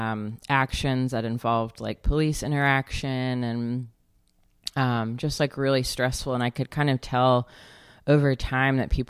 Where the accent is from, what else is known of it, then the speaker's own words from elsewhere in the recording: Alabama, United States; moved away as an adult; also born or lived in Georgia, United States; now in St. Louis, United States; I'm actually most recently from Alabama, and grew up between there and Georgia